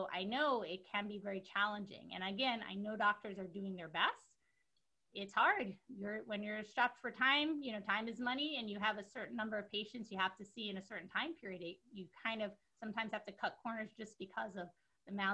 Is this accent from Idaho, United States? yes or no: no; New York City, New York, United States; I'm originally from New York City. I'm a Brooklyn girl from Canarsie.